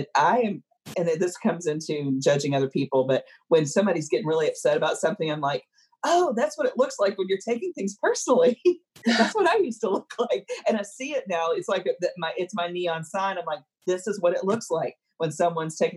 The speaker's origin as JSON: {"language": "English", "region": "the South", "country": "United States", "tie": "born or raised there", "said": "growing up in the South"}